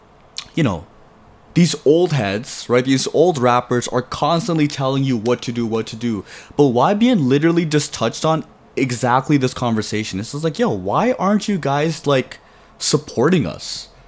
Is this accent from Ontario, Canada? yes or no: yes; Toronto, Ontario, Canada; we're from Toronto